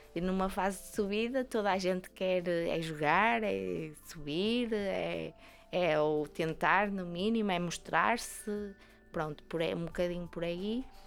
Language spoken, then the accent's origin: Portuguese; Vila Nova de Gaia, Porto District, Portugal; É o clube da minha terra